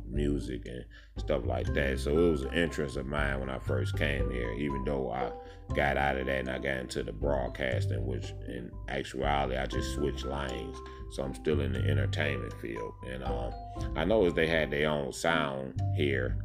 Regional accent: Detroit, Michigan, United States; now in Memphis, United States; Detroit is like my hometown

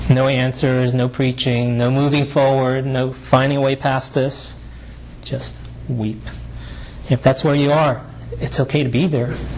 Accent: United States; I'm Asian American male of Chinese descent

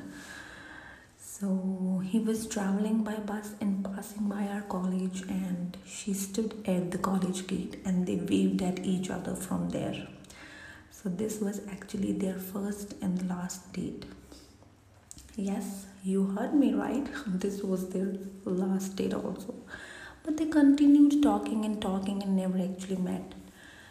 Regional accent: India; being an Indian kid

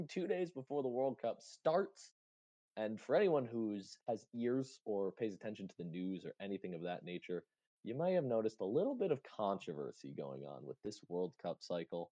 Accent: United States; as an American

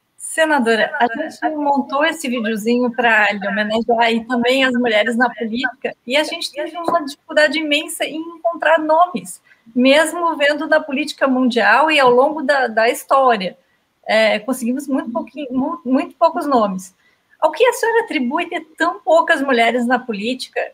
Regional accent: Santa Catarina, Brazil; moved away as an adult; now in Rio Grande do Sul, Brazil; eu moro no Rio Grande do Sul há muito tempo, eu sou catarinense, mas fui, vim estudar na PUC e tal, e fiquei no Rio Grande do Sul

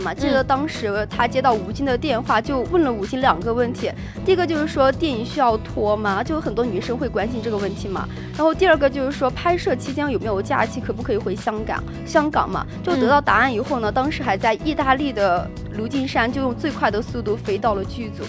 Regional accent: China; 真的是身为中国人的自豪。

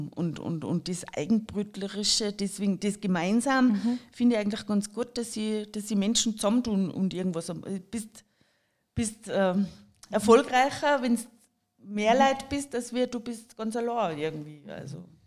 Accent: Jochberg, Tyrol, Austria; also born or lived in Kitzbühel / St. Johann in Tirol / Germany / France; ich bin zwar in Jochberg aufgewachsen

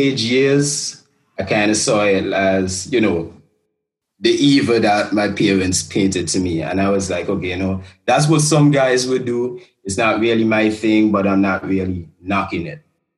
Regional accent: Antigua & Barbuda; growing up in Antigua

